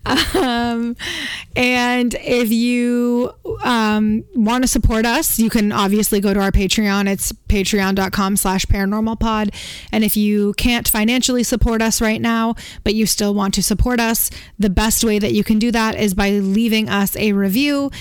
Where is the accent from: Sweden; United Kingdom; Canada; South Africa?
Canada; we're Canadian